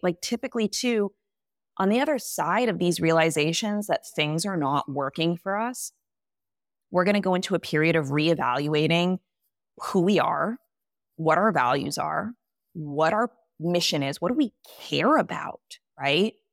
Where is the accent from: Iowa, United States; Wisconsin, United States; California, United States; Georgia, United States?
California, United States; moved away as an adult; I grew up in California